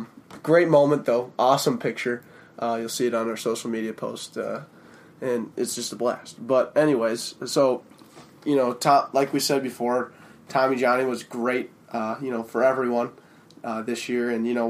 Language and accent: English; Minnesota, United States; we're from St. Thomas, we're Twin City guys, we're city slickers for sure.